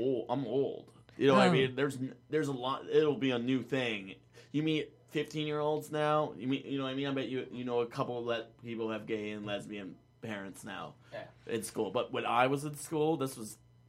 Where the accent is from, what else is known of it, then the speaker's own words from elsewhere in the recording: Laramie, Wyoming, United States; I'm from Laramie, Wyoming